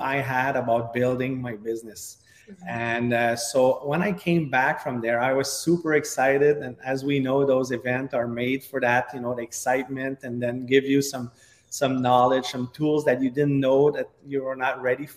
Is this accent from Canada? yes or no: yes; Quebec, Canada; accent: French (Quebec); English is a second language; I have a big French accent from all the way up Quebec, Canada